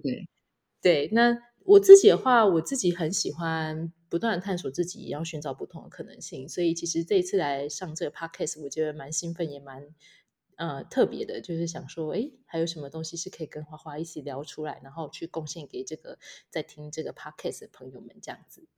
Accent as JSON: {"language": "Chinese", "region": "Changhua County", "country": "Taiwan", "also_born_or_lived": "Hualien", "moved": "as an adult", "lives_now": "Taitung, Taiwan", "said": "我是彰化人"}